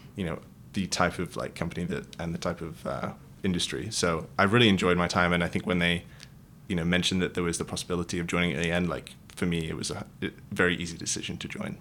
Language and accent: English; Wales, United Kingdom; moved away as an adult; also born or lived in Manchester, United Kingdom / London, United Kingdom; now in San Francisco Bay Area, United States; I'm from originally from the UK. Um, grew up in Wales.